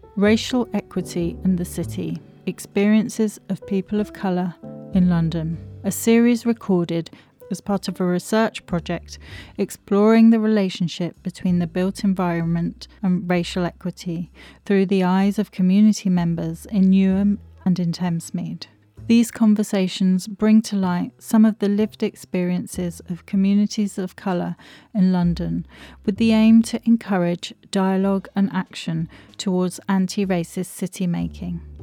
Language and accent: English; St. Lucia; moved away; I come from St. Lucia and I have been in this country for 55 years